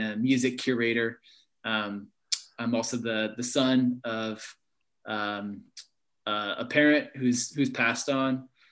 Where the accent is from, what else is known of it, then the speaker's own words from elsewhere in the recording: Berkeley, California, United States; where I grew up in Berkeley Hills